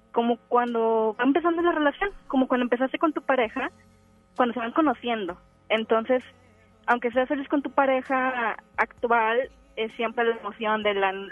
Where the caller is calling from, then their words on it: García, Nuevo León, Mexico; De García Nabolén.